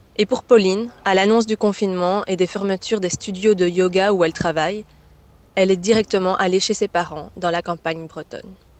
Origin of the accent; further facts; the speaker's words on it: Belgium; chez moi en Belgique, sur le trottoir de mes parents